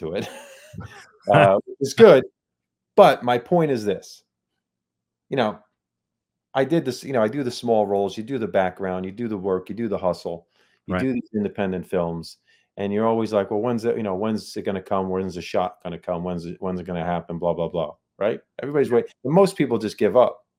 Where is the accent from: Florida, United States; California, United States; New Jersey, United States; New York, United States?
New Jersey, United States; I'm from Jersey